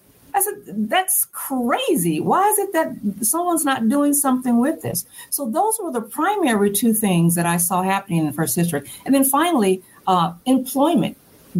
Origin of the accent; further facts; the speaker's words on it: Chicago, Illinois, United States; also born or lived in Bloomington; now in Peoria, United States; where we were from on the south side of Chicago. It had some challenges, it had some great people, it had a lot of opportunity